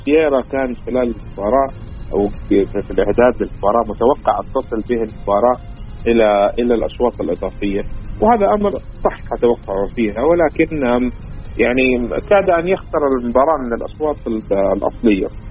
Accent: Saudi Arabia

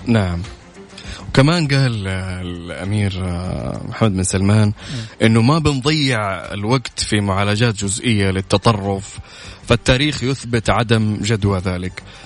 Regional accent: Saudi Arabia; عندنا في المملكه هنا

